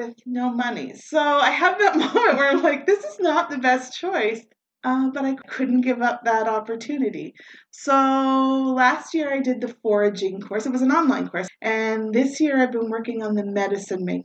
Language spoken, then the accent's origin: English; Moncton, New Brunswick, Canada; I was born and raised here in Moncton. I've lived here most of my life